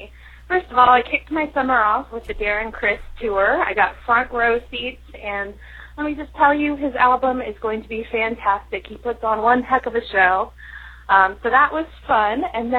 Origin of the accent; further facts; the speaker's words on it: Petaluma, California, United States; he'll be stopping in my hometown of Petaluma.